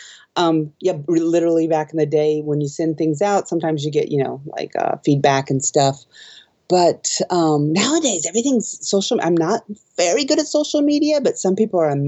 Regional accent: Omaha, Nebraska, United States; moved away as an adult; now in Japan; I'm from Omaha, Nebraska recently, and it's just prairie.

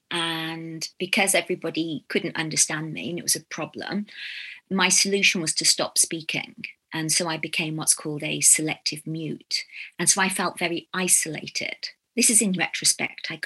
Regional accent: England, United Kingdom; moved away; also born or lived in Ghana; I come from England

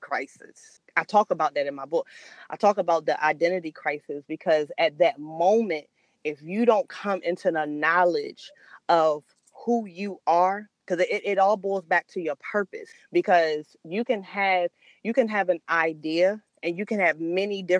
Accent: Salisbury, Maryland, United States; moved away; my hometown, Salisbury, Maryland

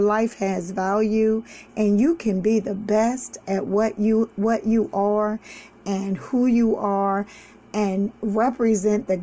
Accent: Washington, District of Columbia, United States; I remember growing up in Southeast DC

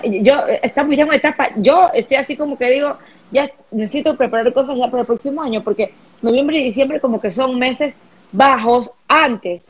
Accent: Guayaquil, Guayas, Ecuador; moved away as an adult; also born or lived in United States; Soy ecuatoriana, soy guayaquileña, yo amo estar aquí.

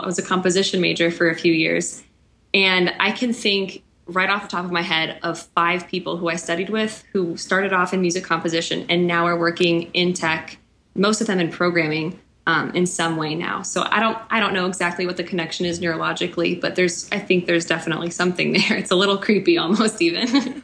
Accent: Kansas City, United States; moved away as an adult; also born or lived in central Illinois; now in outside Chicago, United States; I grew up in Kansas City, but was teaching in central Illinois, and now I'm living outside Chicago

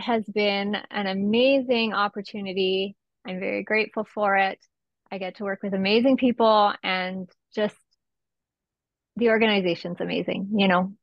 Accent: Esquimalt, British Columbia, Canada; I was born and raised in Esquimalt

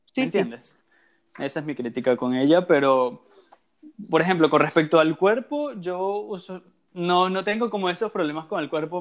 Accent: Venezuela; en mi caso soy venezolano también

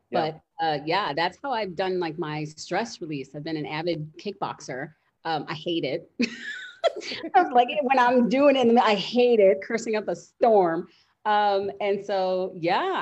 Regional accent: Chicago, Illinois, United States; now in Schaumburg, United States; I'm from Chicago, but yeah, I'm in Schaumburg

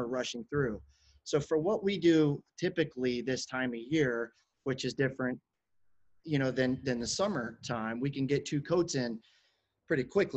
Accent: Chicago, Illinois, United States; now in Florida, United States; I'm from Chicago, right? Yep. As a child

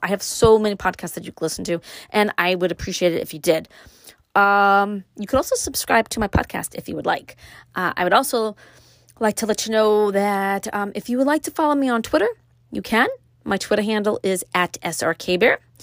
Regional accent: New York City, New York, United States; now in Upstate New York, United States; growing up in Brooklyn and moving to upstate, Brooklyn raised, living upstate

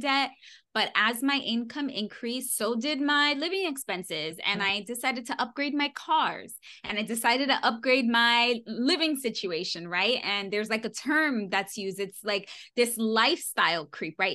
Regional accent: New York City, New York, United States; I was born and raised in New York City

